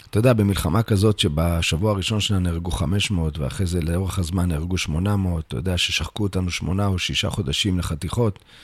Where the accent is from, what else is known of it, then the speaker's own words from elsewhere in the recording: Bnei Brak, Tel Aviv District, Israel; באמת נולדתי בעיר בני ברק